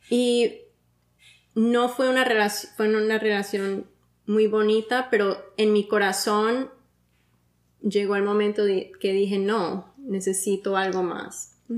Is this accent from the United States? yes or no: yes; Miami, Florida, United States; No, mi familia, soy de Miami.